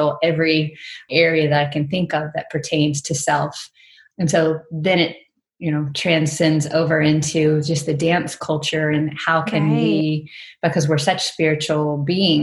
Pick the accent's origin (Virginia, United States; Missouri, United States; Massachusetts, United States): Virginia, United States; moved away as an adult; also born or lived in Arizona; now in Mississippi, United States; I grew up in Virginia and was born in Southern Virginia.